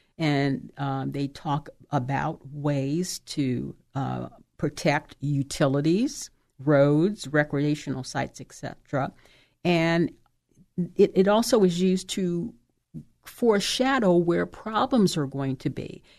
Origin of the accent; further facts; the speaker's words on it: Oakland, California, United States; the city of Oakland, that's my hometown